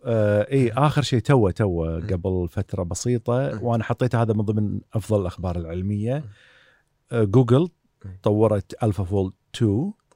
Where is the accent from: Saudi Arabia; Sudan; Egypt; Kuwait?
Kuwait; also born or lived in Southampton, United Kingdom; عندنا في الكويت